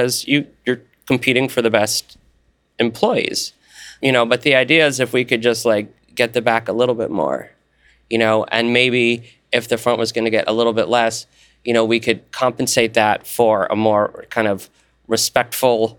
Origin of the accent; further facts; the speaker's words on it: New York City, New York, United States; moved away as an adult; now in Portland, United States; I grew up in New York